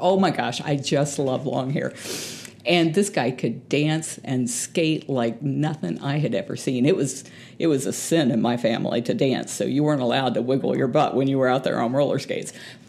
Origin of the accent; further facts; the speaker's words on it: San Antonio, Texas, United States; born there; I was born in San Antonio, Texas, but we were driving through San Antonio, Florida.